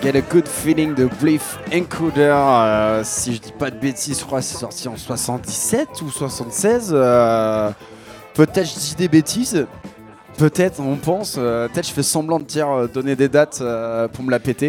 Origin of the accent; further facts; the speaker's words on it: Picardy, Hauts-de-France, France; accent: Picard; Je viens de Picardie